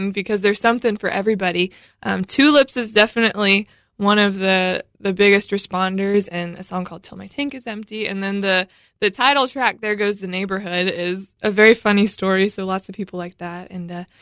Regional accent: Brentwood, Tennessee, United States; I grew up in the Brentwood-Nolensville area.

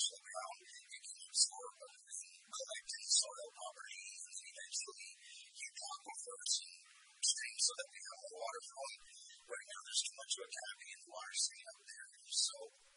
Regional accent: Pecos, New Mexico, United States; I was raised in Pecos, Mexico. I'm a 13th generation Mexican.

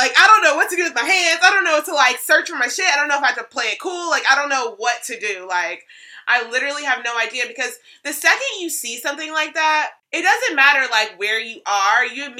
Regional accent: Georgia, United States; And I said, Georgia.

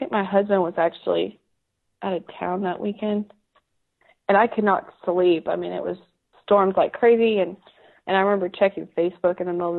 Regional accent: Dripping Springs, Texas, United States; also born or lived in Austin; now in Buda, United States; up there in Dripping Springs and now in Buda. So I just, Central Texas has my heart.

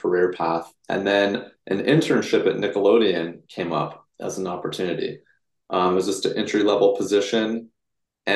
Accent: Bay Area, California, United States; I was born and raised in the Bay Area

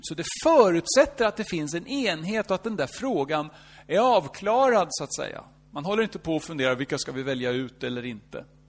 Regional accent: Norrköping, Östergötland, Sweden; Fast jag är ingen stockholmare. Jag är född i Norrköping

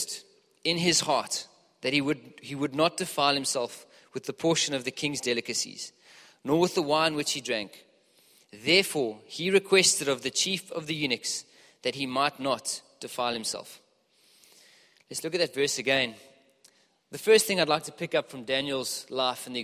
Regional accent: Johannesburg, Gauteng, South Africa; moved away; I'm from Joburg originally, as you can probably hear.

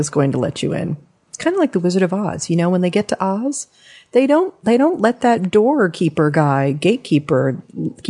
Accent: Southern California, United States; growing up in Southern California

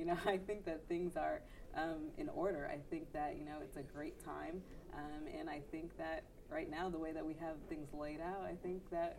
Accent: Los Angeles, California, United States; Los Angeles is my hometown

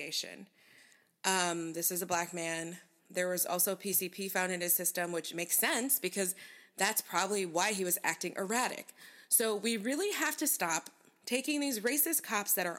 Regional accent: one town over from Rochester, New York, United States; one town over from my hometown is also, it's not on fire yet, but in Rochester

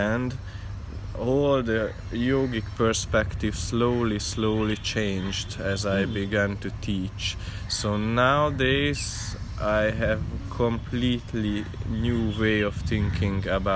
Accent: Hungary; moved away; I came from Hungary

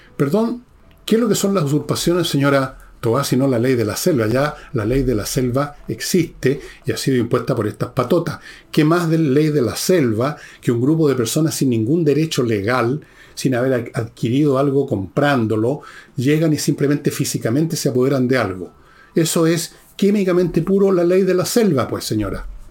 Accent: Chile; todos nacimos en el Chile o nos hicimos chilenos

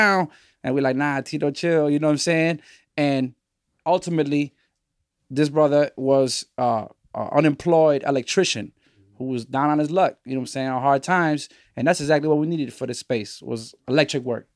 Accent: Chicago, Illinois, United States; moved away as an adult; also born or lived in the Bronx; we originally from Chicago, the children of you know, Chilean refugee immigrants, political exiles, refugees, you feel me? And so we grew up here in the Shy.

